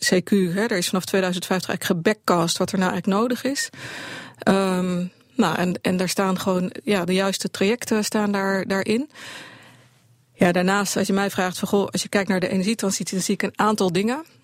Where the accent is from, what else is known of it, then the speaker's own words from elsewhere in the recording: Netherlands; dat is een groot verschil als Nederlander. Als je geboren wordt, het eerste wat je leert is dat als een gaatje in de dijk zit, dat je je vinger erin moet steken.